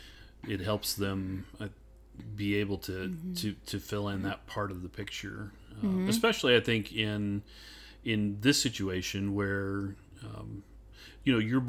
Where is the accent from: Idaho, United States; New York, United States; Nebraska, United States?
Idaho, United States; because, like you, growing up in Idaho, which is not mm-hmm. exactly racially diverse either.